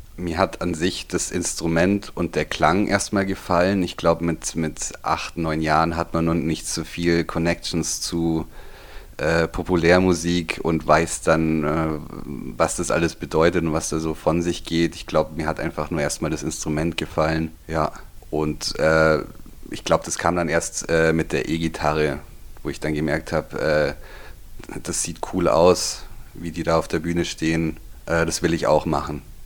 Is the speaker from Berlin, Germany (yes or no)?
no; Füssen, Bavaria, Germany; ich bin geboren in Füssen, hier aufgewachsen, hier zur Schule